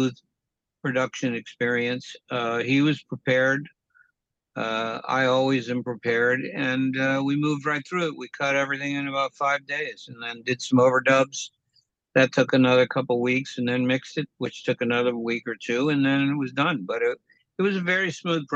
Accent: Bay Area, California, United States; I grew up in the Bay Area in the 60s

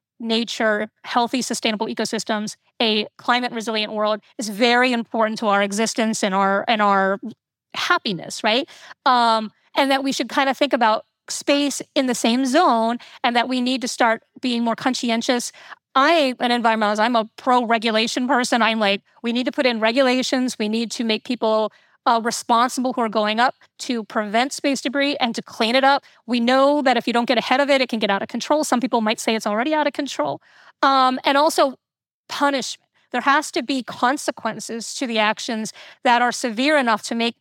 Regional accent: Florida, United States; I, you know, grew up in Florida. I grew up near Kennedy Space Center

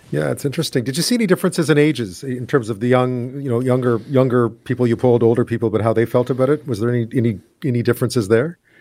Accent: Montreal, Quebec, Canada; I'm from Montreal

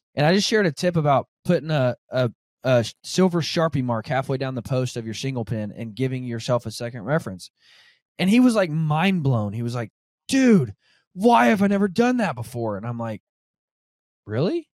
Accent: Northwest Arkansas, United States; now in Kansas, United States; I'm from Arkansas, um, Northwest Arkansas

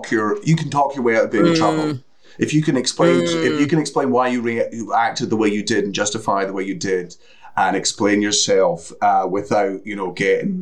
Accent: Coastal Scotland, United Kingdom; born or raised there

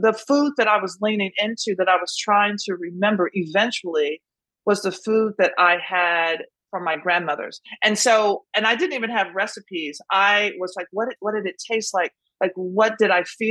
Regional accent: Nashville, Tennessee, United States; I grew up in Nashville

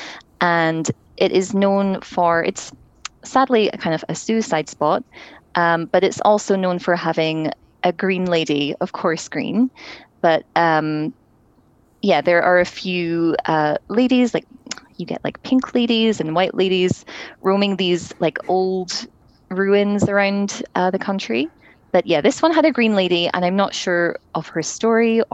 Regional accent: Scotland, United Kingdom; now in Toronto, Canada; I grew up in Scotland

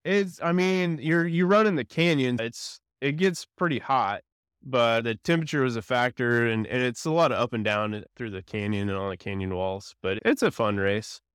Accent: Edmond, Oklahoma, United States; also born or lived in Stillwater, Oklahoma; I was born and raised in Edmond. I lived here f, all my life pretty much

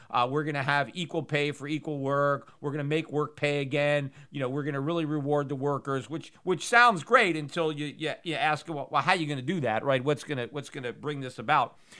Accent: United States; as an American

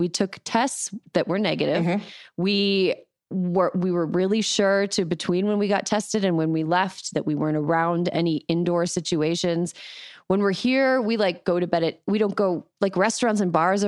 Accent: Wisconsin, United States; Wisconsin, my home state

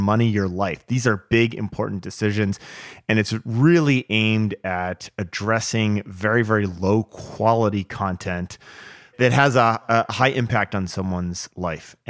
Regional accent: New Jersey, United States; moved away; also born or lived in West Coast; when I was growing up in New Jersey

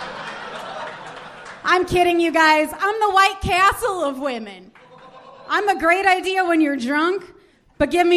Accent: Missouri, United States; I am from Missouri

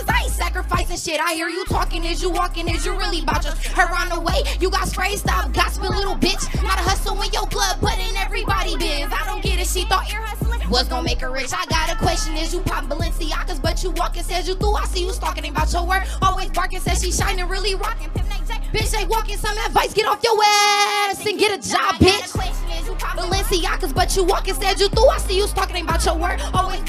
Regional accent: Inglewood, California, United States; I'm from Inglewood, California.

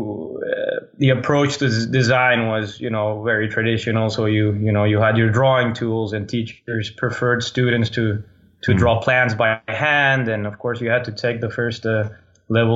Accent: Colombia; moved away; I'm originally from Colombia. So that's Colombia in South America

